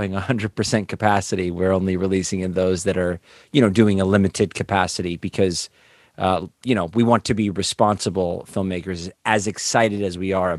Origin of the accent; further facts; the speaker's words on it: Los Angeles, California, United States; also born or lived in Las Vegas; Well, I've grown up in the Valley in Los Angeles since the 80s. I was born in Vegas. My mom grew up in San Jose, so we lived up in Northern California in Santa Cruz for a minute, but came down here.